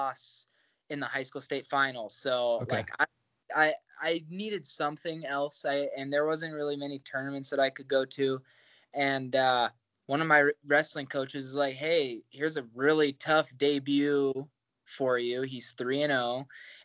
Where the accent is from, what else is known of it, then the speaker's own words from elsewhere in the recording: Great Falls, Montana, United States; also born or lived in Kansas; I grew up in Kansas. I lived in Great Falls long enough to say I'm from here. I graduated from high school here.